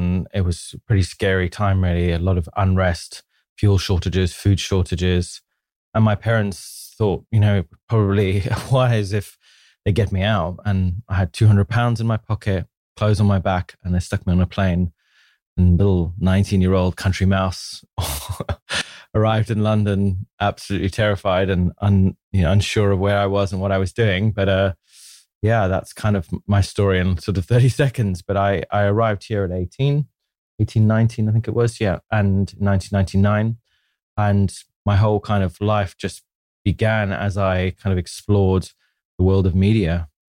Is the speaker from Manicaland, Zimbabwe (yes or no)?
yes; Manicaland, Zimbabwe; I grew up in Zimbabwe in Africa, born way back in 1979. So gives you an idea of my age. I grew up on a small farm